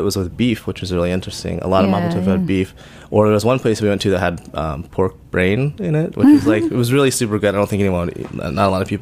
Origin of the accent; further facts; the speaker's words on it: Oklahoma City, Oklahoma, United States; moved away as an adult; also born or lived in San Francisco; I grew up in Oklahoma City